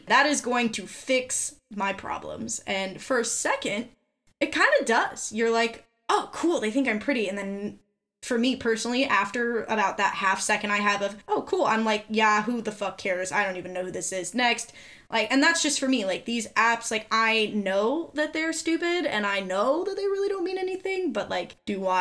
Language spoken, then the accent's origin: English; Southern California, United States; growing up in Southern California comes with its own little niche of every girl thinks that they're ugly